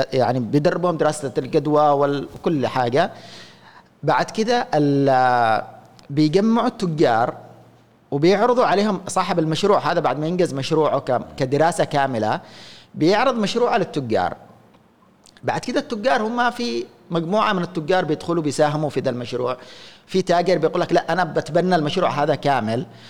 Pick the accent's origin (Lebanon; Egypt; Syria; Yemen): Yemen; احنا عندنا في اليمن